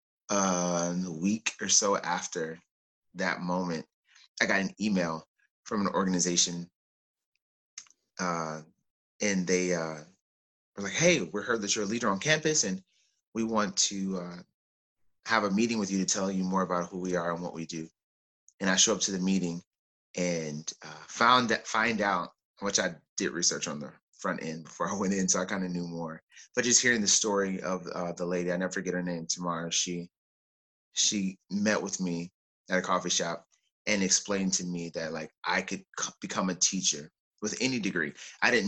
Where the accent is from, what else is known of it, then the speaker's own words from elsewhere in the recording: Oklahoma, United States; moved away as an adult; also born or lived in California; I was born in Oklahoma and spent most of my life in Oklahoma and then transitioned to California for graduate school. So I did everything up and through college in Oklahoma